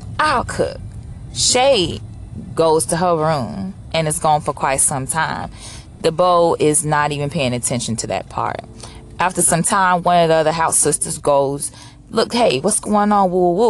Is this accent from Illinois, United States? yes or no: yes; Chicago, Illinois, United States; because I was coming from Chicago and Lincoln Park, which is predominantly white